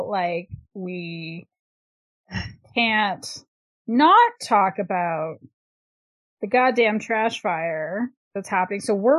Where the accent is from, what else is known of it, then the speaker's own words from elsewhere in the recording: Canada; I'm a Canadian.